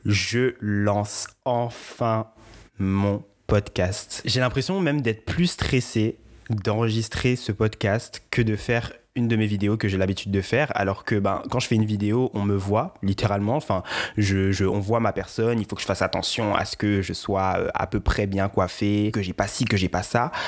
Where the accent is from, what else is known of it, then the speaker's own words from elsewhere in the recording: Guadeloupe; je suis originaire de la Guadeloupe